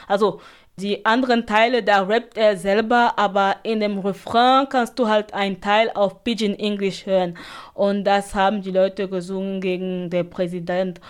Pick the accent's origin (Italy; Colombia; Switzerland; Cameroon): Cameroon; Edéa, Littoral; German is a second language; now in Germany; die Stadt, wo ich geboren bin, heißt Edea